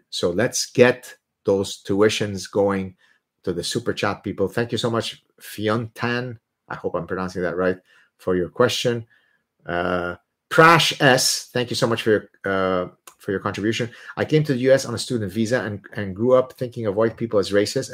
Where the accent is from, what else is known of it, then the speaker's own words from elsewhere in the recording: Lebanon; first language Arabic; English is a second language; moved away; I'm Lebanese Jewish, but I'm Lebanese. That's where I'm born